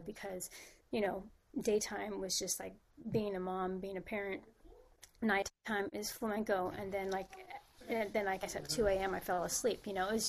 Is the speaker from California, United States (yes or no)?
yes; San Francisco, California, United States; moved away as an adult; also born or lived in Spain; now in Los Angeles, United States; I was born and raised in San Francisco, and that's where I started.